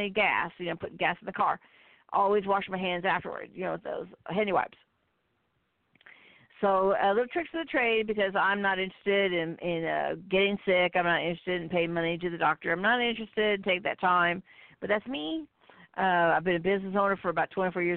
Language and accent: English; Midwest, United States; I'm from the Midwest